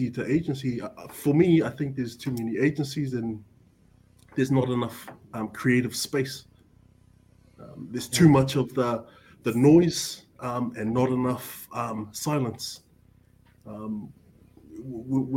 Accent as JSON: {"language": "English", "region": "Auckland", "country": "New Zealand", "tie": "born or raised there", "said": "growing up in Avondale"}